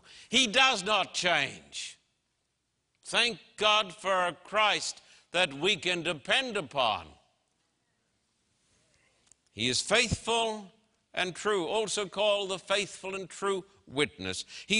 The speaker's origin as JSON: {"language": "English", "town": "Brisbane", "region": "Queensland", "country": "Australia", "tie": "born or raised there", "said": "And I can remember standing on the streets of my hometown in Brisbane, Queensland, Australia, with a vast crowd of people who were shouting, \"We want to see the Queen.\""}